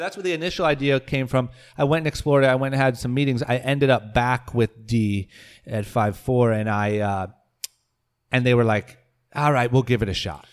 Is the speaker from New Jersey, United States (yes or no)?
no; Akron, Ohio, United States; moved away as an adult; also born or lived in Coventry, Ohio; now in Los Angeles, United States; growing up in Akron, uh, in high school